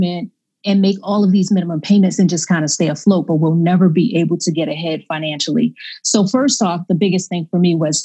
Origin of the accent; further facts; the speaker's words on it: Baltimore, Maryland, United States; I grew up in Baltimore, Maryland, kind of inner city